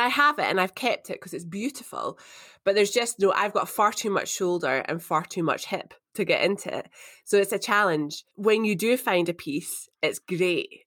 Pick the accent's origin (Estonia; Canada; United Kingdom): United Kingdom; Edinburgh, Scotland; moved away as an adult; also born or lived in St Andrews / Glasgow / Perth, Australia; I grew up in Edinburgh. It's where I was born.